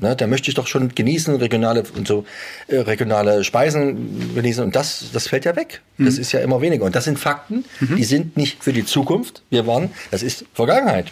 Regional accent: Saxony, Germany; bei uns in Sachsen

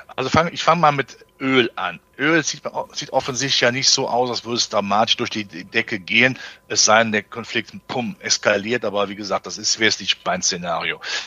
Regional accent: Germany; als Deutscher

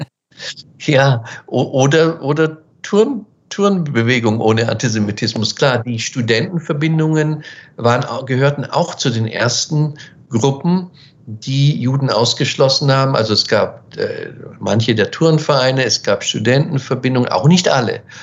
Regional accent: Weiden, Bavaria, Germany; also born or lived in Munich / Washington; ich spreche jetzt von den 70er Jahren, wo ich aufgewachsen bin in Weiden

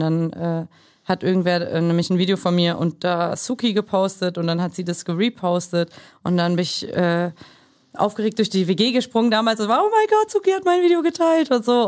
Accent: Germany; Mutter äh, kroatisch, Vater äh, aus Mexiko, äh, in Deutschland aufgewachsen

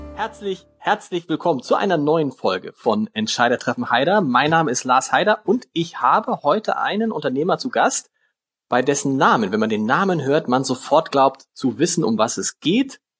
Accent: Hamburg, Germany; als gebürtiger Harburger

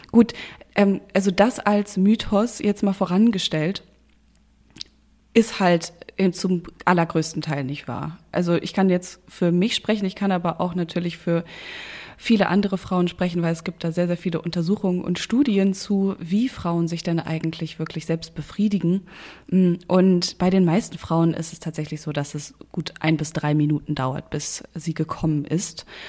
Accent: North Rhine-Westphalia, Germany; ich komme ja aus, aus Nordrhein-Westfalen und äh, da, wo meine Familie herkommt, sagt man auch zu Rouladen Rolladen.

